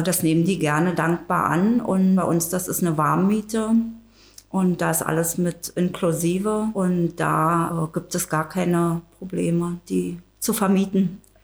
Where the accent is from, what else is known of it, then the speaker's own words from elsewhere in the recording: Tangermünde, Saxony-Anhalt, Germany; Ich komme aus Tangermünde, äh, wohne und arbeite